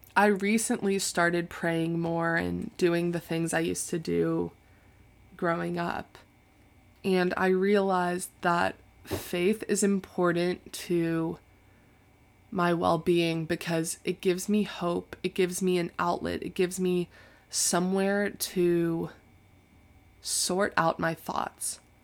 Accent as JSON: {"language": "English", "town": "Tampa", "region": "Florida", "country": "United States", "tie": "born or raised there", "moved": "as an adult", "lives_now": "Chapel Hill, United States", "said": "I felt like I had outgrown Tampa"}